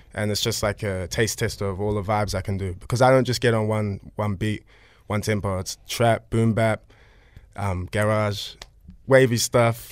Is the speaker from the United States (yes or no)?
no; Auckland, New Zealand; I'm from Central Auckland